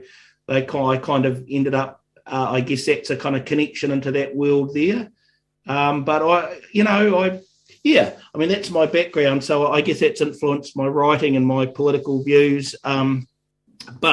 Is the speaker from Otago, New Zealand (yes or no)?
yes; Dunedin, Otago, New Zealand; I grew up in Dunedin